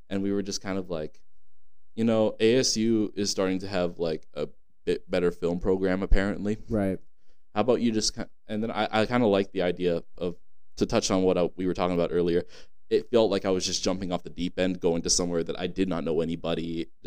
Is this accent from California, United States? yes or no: yes; San Diego, California, United States; moved away as an adult; also born or lived in Arizona; I'm from San Diego, California.